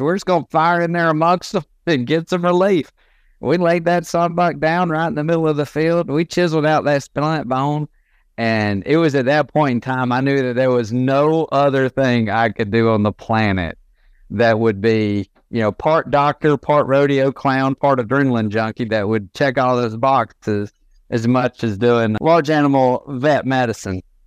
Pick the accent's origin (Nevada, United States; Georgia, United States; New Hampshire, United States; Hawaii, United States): Georgia, United States; Northwest; Born and raised in Northwest Georgia.